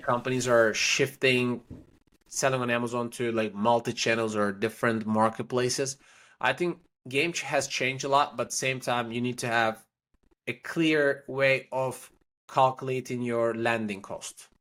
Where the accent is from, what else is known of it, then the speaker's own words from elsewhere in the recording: Istanbul, Turkey; moved away as an adult; also born or lived in Paris, France / Prague, Czech Republic / China; now in Miami, United States; I was born in Istanbul, Turkey.